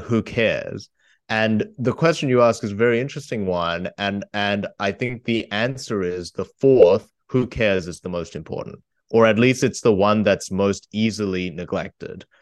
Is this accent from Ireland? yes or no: no; Australia; I come from Australia